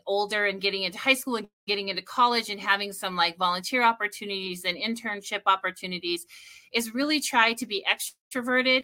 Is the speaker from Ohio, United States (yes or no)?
no; Idaho, United States; moved away as an adult; also born or lived in Utah / Chicago, Illinois; now in Sioux Falls, United States; I grew up in Idaho and went to school in small town Utah